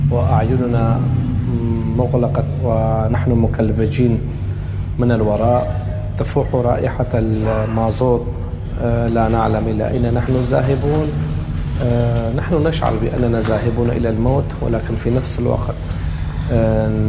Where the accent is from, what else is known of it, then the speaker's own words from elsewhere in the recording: Syria; now in Germany; أعيش في نورد راين فيستيفالن منذ آه، خمس سنوات أنا ككردي ناشط تظاهرت آه، ضد النظام الأسد واعتقلت لقرابة سنتين